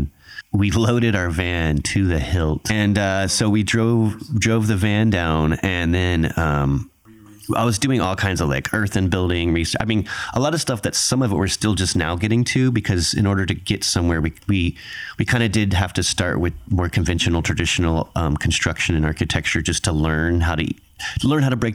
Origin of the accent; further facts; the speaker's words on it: San Antonio, Texas, United States; as a kid, like, I was raised in San Antonio